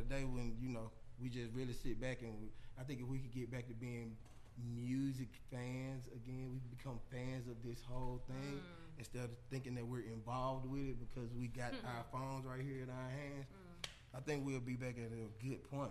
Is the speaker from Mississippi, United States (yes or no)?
yes; Jackson, Mississippi, United States; now in Atlanta, United States; I come from Jackson, Mississippi